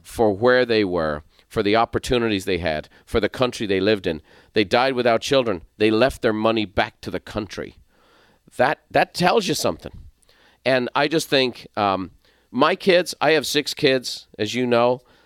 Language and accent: English; Ireland; moved away as an adult; also born or lived in San Diego, California; now in United States; I'm from Ireland.